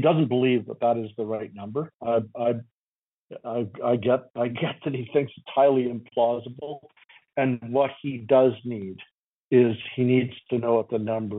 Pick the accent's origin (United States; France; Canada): Canada; I'm a Canadian. And back to your first question, I lived in Quebec for 2 years